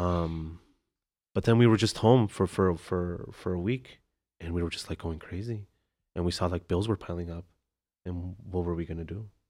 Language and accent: English; Chicago, Illinois, United States; I grew up in McKinley Park